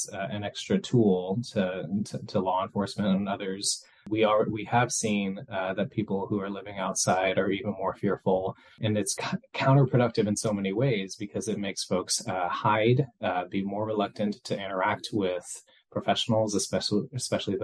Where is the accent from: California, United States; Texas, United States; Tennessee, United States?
Tennessee, United States; Nashville; I was raised mostly in Nashville, Tennessee